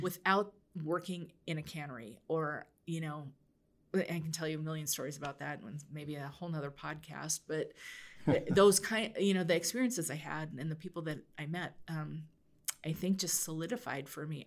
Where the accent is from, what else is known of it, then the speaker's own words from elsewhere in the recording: Oregon, United States; I grew up in Oregon